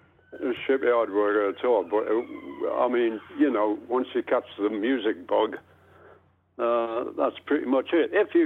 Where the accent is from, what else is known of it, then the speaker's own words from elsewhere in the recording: South Shields, North East England, United Kingdom; I'm Geordie working class.